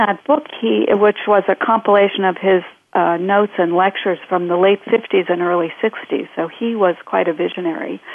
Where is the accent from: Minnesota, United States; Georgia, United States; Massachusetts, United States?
Massachusetts, United States; outside of Boston; moved away as an adult; also born or lived in Chicago; now in Bay Area, United States; I grew up outside of Boston